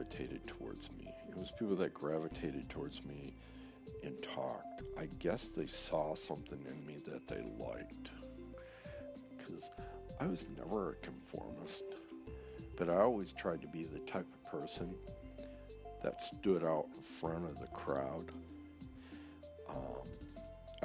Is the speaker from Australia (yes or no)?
no; Saginaw Township, Michigan, United States; also born or lived in East Lansing, Michigan; We moved from Saginaw Township to East Lansing, Michigan. My sophomore year